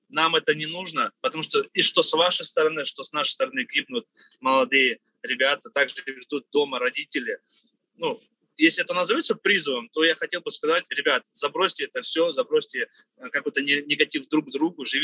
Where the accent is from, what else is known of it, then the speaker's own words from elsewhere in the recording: Russia; мы живем в многонациональной стране России, да, я всю жизнь здесь живу, так же, как и азербайджанцы, и нас это не касается.